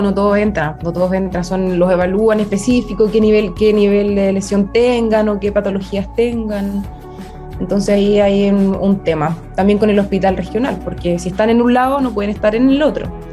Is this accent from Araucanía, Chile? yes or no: no; Mulchén, Biobío, Chile; also born or lived in Los Ángeles, Chile; nací en Mulchen. Es cerquita, siempre estudié en, Los Ángeles, pero mi casa era en Mulchen.